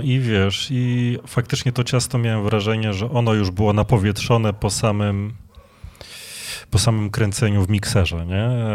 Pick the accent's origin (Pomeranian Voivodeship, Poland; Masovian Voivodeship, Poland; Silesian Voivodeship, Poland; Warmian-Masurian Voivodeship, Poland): Masovian Voivodeship, Poland; Legionowo; U nas w Legionowie była taka piekarnia